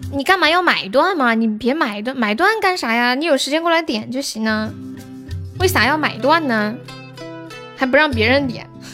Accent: Nanchong, Sichuan, China; also born or lived in Shaanxi; 我是四川南充的

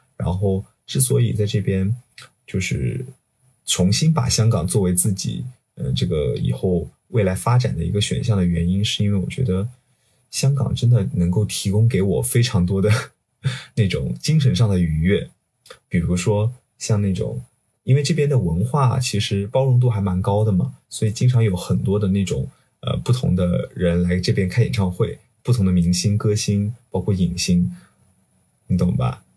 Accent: southern China, China; moved away as an adult; also born or lived in Guizhou / Shenzhen; now in Hong Kong; 我是南方人

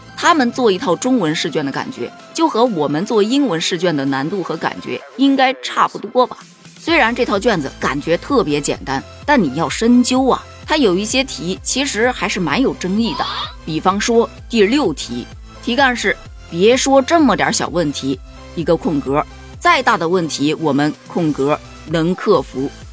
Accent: China; 作为中国人，我骄傲

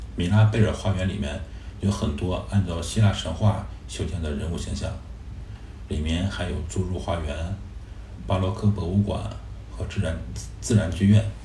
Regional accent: Beijing, China; 我们是从北京来

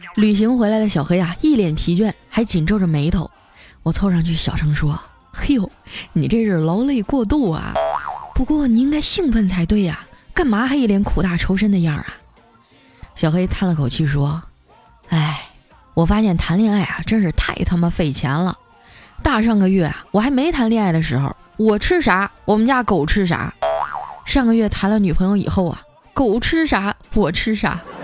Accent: Northeast China, China; moved away; 我也是东北人，我是丹东爱养的

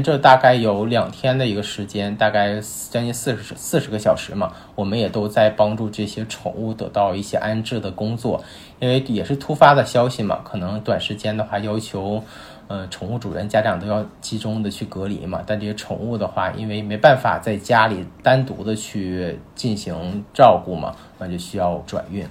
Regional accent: Yichun, Heilongjiang, China; now in Beijing, China; 我家是东北的嘛，是很对。那个恒隆江一春的

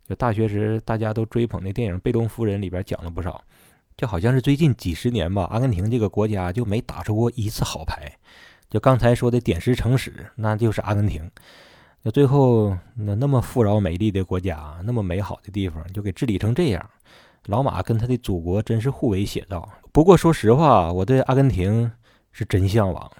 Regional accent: Northeast China, China; 咱东北人

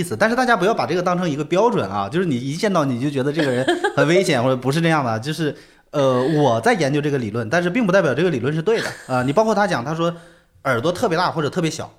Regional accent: China; 就我们中国人喜欢说那种天庭饱满嘛

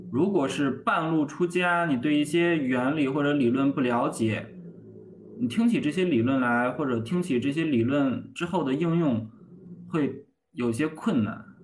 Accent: Hebei, China; 咱们老家河北

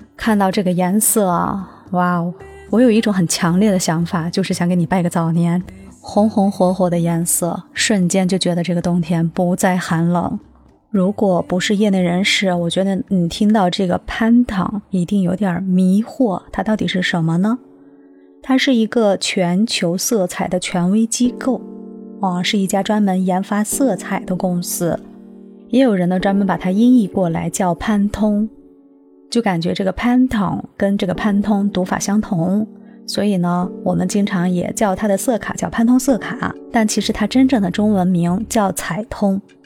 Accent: China; 对我们中国人来说，它一点也不陌生

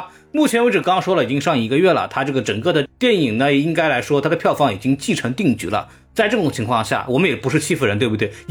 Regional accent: China; 这样，我们中国人民就能看到，我们不是不愿意引进，只是你们质量不过关。

